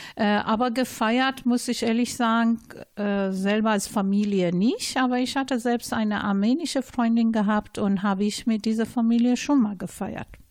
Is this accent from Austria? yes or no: no; Iran; German is a second language; now in Duisburg, Germany; ursprünglich komme ich aus dem Iran